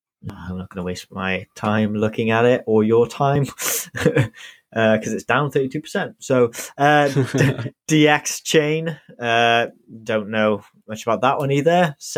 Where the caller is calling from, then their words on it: United Kingdom; I'm … and I'm tuning in from the UK.